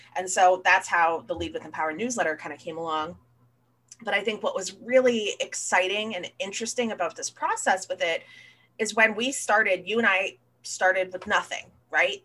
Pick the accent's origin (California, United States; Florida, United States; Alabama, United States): Florida, United States; I was born and raised down here in Florida